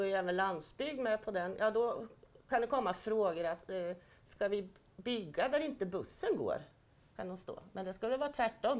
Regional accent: Östergötland, Sweden; accent: Östergötland dialect; det är väl ändå fantastiskt med vår dialekt, för vi skäms ju inte för den

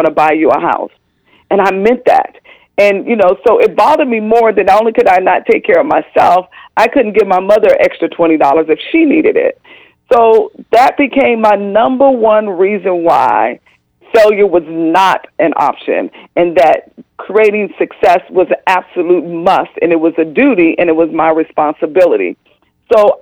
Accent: California, United States; moved away as an adult; also born or lived in Atlanta, Georgia; I'm originally from California, so here I found myself 3,000 miles away from home

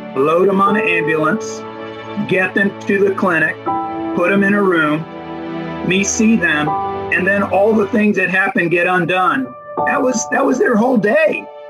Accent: United States; also born or lived in Dominican Republic; I'm an American with a very Dominican acculturation

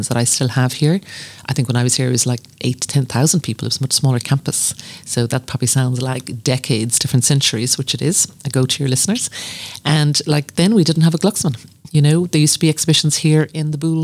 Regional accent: Skibbereen, Munster, Ireland; moved away as an adult; now in Cork, Ireland; growing up in West Cork

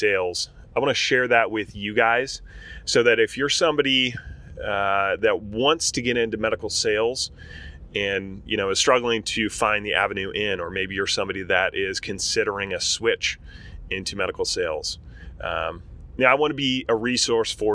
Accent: Berrien Springs, Michigan, United States; also born or lived in Portland, Oregon; I grew up in Michigan. I moved to Michigan in third grade. And so Michigan's home for me, Southwest Michigan, 2-stoplight town

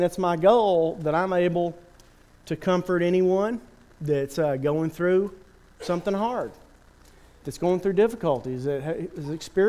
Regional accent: Turkey; I remember growing up in Turkey, there was a city pool.

